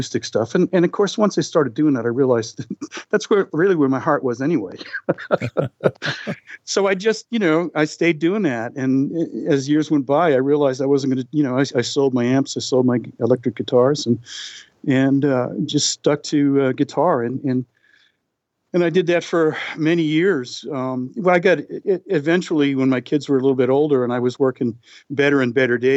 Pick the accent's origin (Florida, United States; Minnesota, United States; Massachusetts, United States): Massachusetts, United States; Boston; Growing up in Boston, as I did